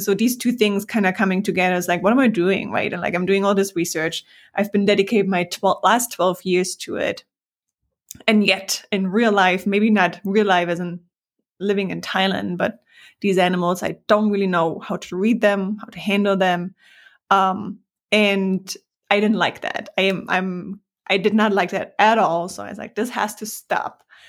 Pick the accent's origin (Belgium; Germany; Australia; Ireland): Germany; moved away as an adult; also born or lived in Hamburg, Germany / New York City, United States; I'm from Germany